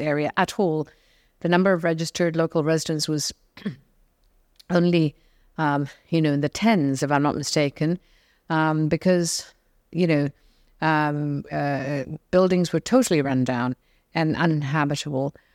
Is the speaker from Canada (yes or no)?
no; Singapore; also born or lived in London, United Kingdom; now in Portugal; I am originally from Singapore, uh, of Indian, um, heritage